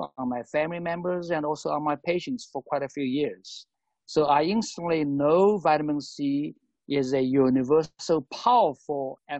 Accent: Shanghai, China; moved away; also born or lived in United States; I came from Shanghai 30 some years ago. I went to United States then.

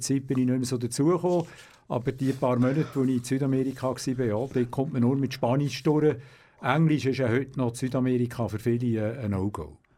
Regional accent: Aarau, Aargau, Switzerland; Ich bin in Zarau auf die Welt gekommen, wo ich immer noch wohne, in der Deli unten. Und habe dann auch äh, die äh, ganze Kindheit in der Deli unten äh, gewohnt.

